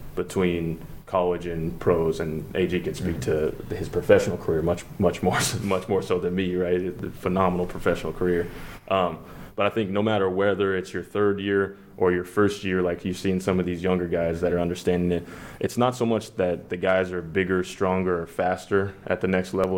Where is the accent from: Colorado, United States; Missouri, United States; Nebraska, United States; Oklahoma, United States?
Colorado, United States; Denver; Denver. Um, that's my home. Mm-hmm. That's my hometown.